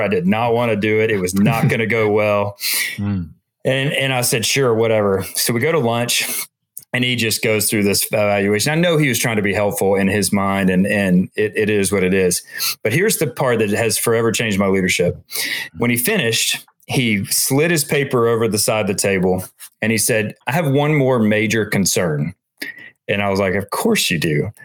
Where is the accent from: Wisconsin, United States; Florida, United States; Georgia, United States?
Georgia, United States; Atlanta; I grew up in Atlanta, here in Atlanta